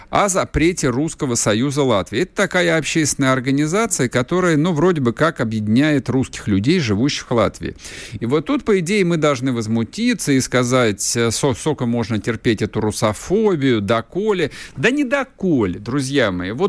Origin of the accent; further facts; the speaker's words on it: Moscow, Russia; а я как москвич, который хорошо знает Пресню, на Пресне находится посольство США. Я отлично знаю этот район.